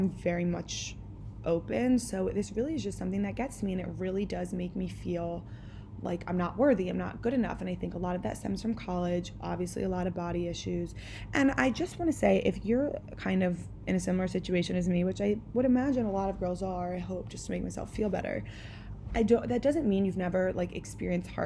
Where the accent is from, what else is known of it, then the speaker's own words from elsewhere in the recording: the Main Line, Pennsylvania, United States; I am from the Main Line